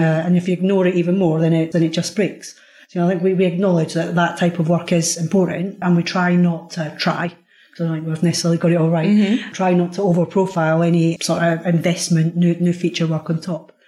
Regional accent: Scotland, United Kingdom; I'm Scottish as well

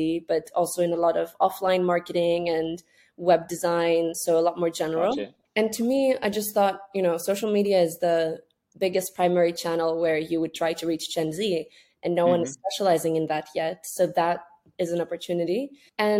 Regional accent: Greece; moved away as an adult; also born or lived in Scotland; I'm from Greece. And at that point, I had just gone back home due to COVID from studying in the UK.

